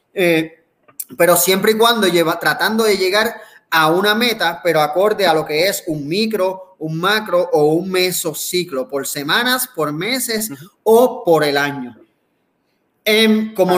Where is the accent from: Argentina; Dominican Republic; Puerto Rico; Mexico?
Puerto Rico; del gran país que tenemos, de Puerto Rico